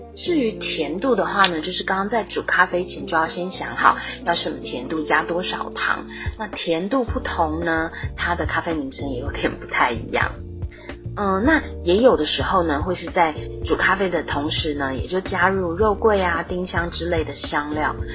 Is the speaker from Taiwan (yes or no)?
yes; Taiwan; 我们台湾人订婚的时候啊，女生要为男方亲属奉茶的习俗